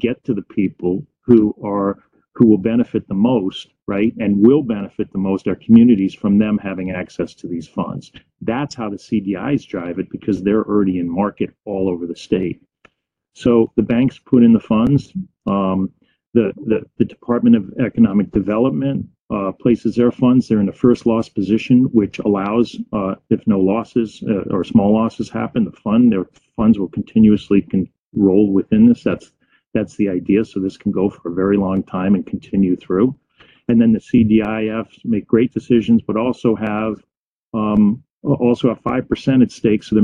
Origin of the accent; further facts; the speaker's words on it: Fairfield County, Connecticut, United States; I grew up in Fairfield County